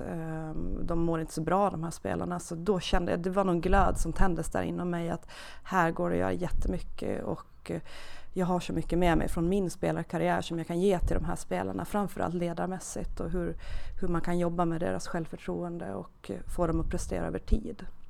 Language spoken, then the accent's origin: Swedish; Åland Islands; accent: Åland dialect; moved away; jag är från Åland, det hörs säkert lite i dialekten, så att jag är, uppvuxen på Åland